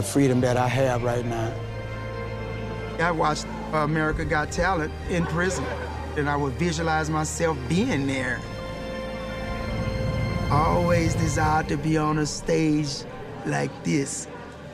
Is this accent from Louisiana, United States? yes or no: yes; Louisiana, United States; I'm from Louisiana